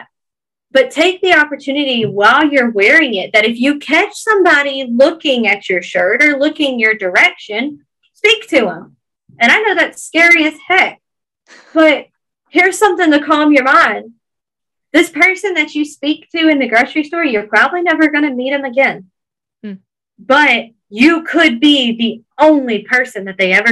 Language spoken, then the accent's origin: English; Georgia, United States; accent: Georgia thick Southern; my Georgia thick Southern accent